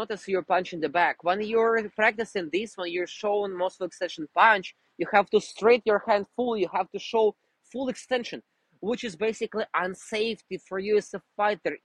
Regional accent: Russia; English is a second language; moved away; I'm originally from Russia

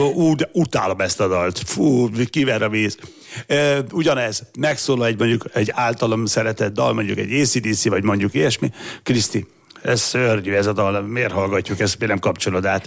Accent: Gyula, Békés, Hungary; egyes számú általános iskolában Gyuláról beszélek, Gyulai vagyok

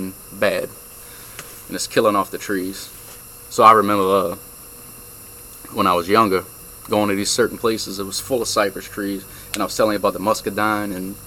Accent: Lafitte, Louisiana, United States; Lafitte. My hometown, Lafitte

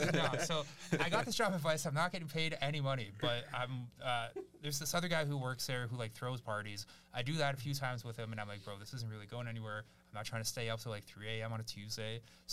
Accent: Barrie, Ontario, Canada; born or raised there; also born or lived in Kyiv, Ukraine / Victoria Park, Toronto

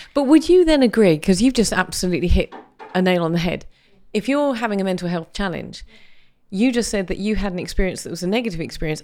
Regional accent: United Kingdom; as a British person

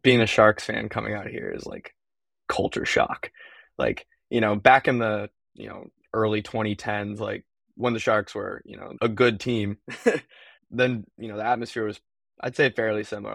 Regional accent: East Bay, Bay Area, California, United States; moved away as an adult; now in Boston, United States; I'm from the Bay Area, small town in the East Bay of California

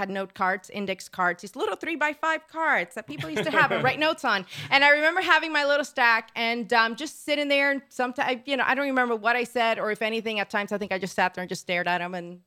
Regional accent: Puerto Rico; moved away; also born or lived in Florida; I'm originally from Puerto Rico

